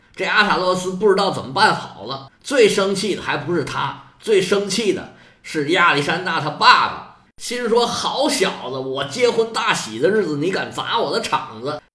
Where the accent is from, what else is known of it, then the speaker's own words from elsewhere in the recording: China; 我们中国人